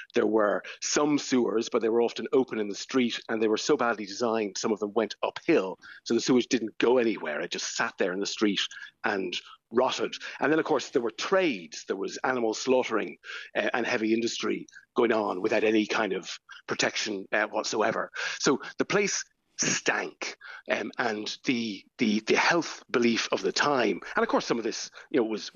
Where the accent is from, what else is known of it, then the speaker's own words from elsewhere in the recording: Ireland; as Irish people